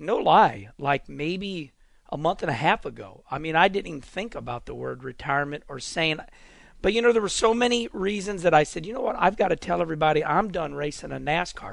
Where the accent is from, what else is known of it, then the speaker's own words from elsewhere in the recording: St. Louis, Missouri, United States; moved away; my hometown of St. Louis